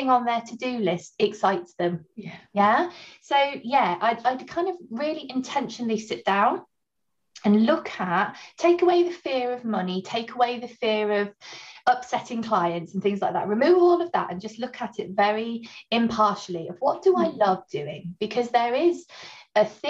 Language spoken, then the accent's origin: English; Barmouth, Wales, United Kingdom; moved away as an adult; also born or lived in Newcastle; now in Lincoln, United Kingdom; I grew up in Barmouth